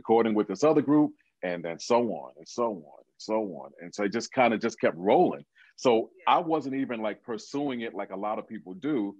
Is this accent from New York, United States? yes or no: yes; New York City, New York, United States; I came back to Brooklyn, which is where I'm from, and I transferred to Brooklyn College